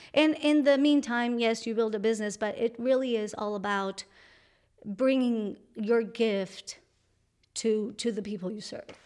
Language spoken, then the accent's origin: English; Colombia; English is a second language; moved away; I'm from Colombia. And, and my mom taught me English through real and meaningful interactions when I was in Colombia